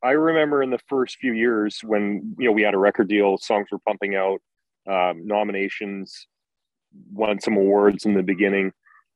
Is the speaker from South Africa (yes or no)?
no; Grande Prairie, Alberta, Canada; I grew up in Grand Prairie, right? Those are my roots.